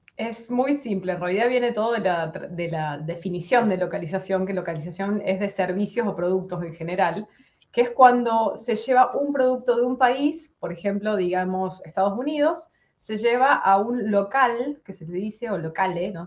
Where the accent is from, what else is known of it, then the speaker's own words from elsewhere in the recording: San Francisco, Córdoba, Argentina; moved away as an adult; yo soy de San Francisco, está tres horas de la capital